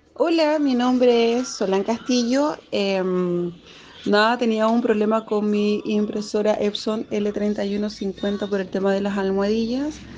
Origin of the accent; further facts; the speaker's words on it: Chile; soy de Chile